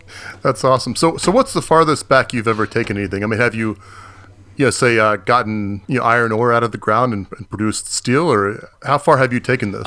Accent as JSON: {"language": "English", "region": "Florida", "country": "United States", "said": "I'm from Florida"}